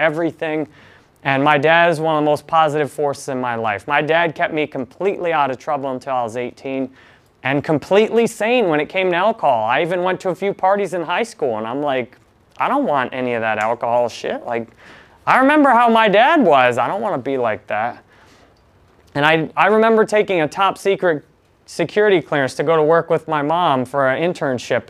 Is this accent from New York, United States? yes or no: no; Detroit, Michigan, United States; I was born in Michigan in near Detroit in 1984